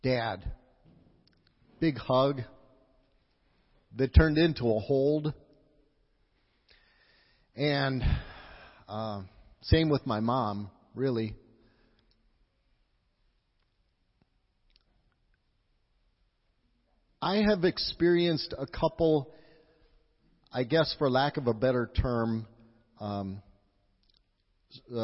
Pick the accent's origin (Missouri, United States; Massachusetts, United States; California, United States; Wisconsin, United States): Wisconsin, United States; moved away; also born or lived in La Crosse; I'm from Wisconsin